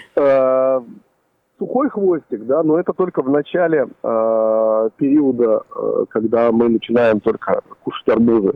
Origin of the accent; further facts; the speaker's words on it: Uzbekistan; now in Yekaterinburg, Russia; я родился в Узбекистане